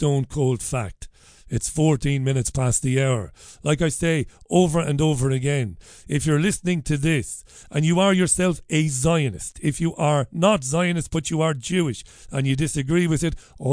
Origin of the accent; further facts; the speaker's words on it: Ireland; an Irishman of 48 years of age